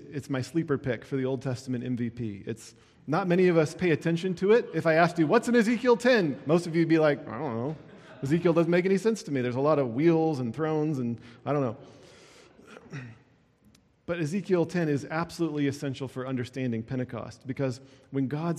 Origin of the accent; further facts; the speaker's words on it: Iowa, United States; I grew up in Iowa